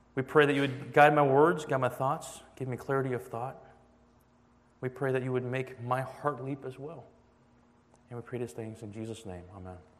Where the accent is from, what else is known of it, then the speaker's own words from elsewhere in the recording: Atlanta, Georgia, United States; moved away as an adult; now in Boston, United States; I'm actually from Atlanta, Georgia